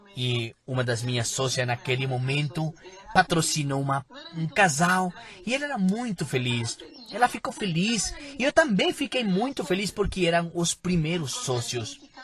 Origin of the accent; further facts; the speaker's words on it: Peru; Eu sou peruana